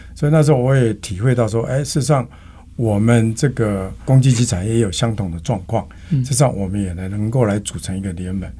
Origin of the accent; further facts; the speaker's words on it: Taiwan; 我们台湾人